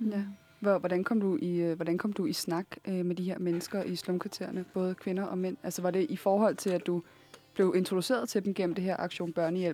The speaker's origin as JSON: {"language": "Danish", "town": "Copenhagen", "region": "Capital Region of Denmark", "country": "Denmark", "tie": "born or raised there", "said": "jeg er opvokset på Nørrebro"}